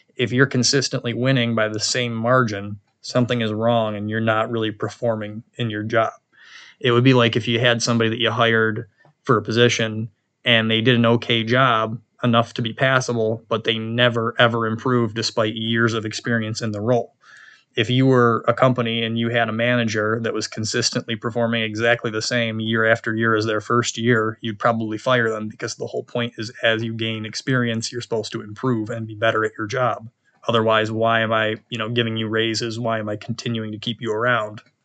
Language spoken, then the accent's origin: English; New York, United States; we also flipped four seats red in my home state